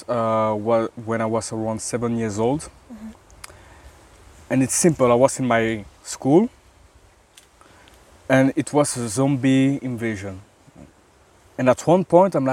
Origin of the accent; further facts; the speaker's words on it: Belgium; from Belgium